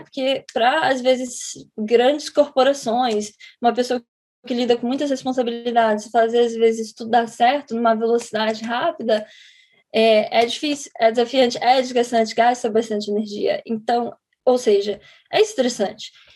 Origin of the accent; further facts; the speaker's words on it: Rio de Janeiro, Brazil; moved away as an adult; now in United States; eu sou do Rio de Janeiro